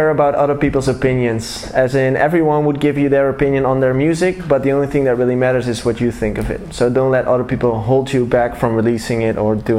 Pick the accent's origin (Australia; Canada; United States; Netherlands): Netherlands; Tilburg, North Brabant; I'm from the south of, do you know, Tilburg?